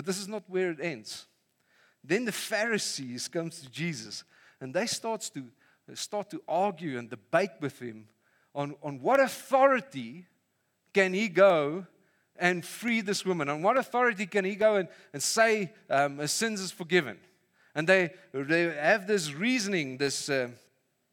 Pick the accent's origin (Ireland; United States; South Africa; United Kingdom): South Africa; Vanderbijlpark, Gauteng; moved away; I grew up in Funabel Park